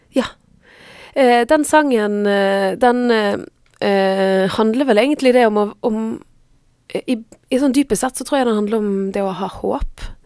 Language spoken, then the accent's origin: Norwegian; Frekhaug, Vestland, Norway; also born or lived in Stavanger; jeg er vokst opp på et sted som heter Frekkhaug